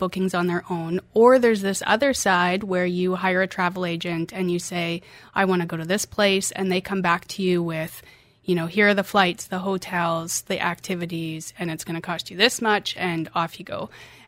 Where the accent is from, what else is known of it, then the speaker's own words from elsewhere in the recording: Canada; moved away as an adult; also born or lived in Norway; now in United Arab Emirates; I'm from Canada, yes.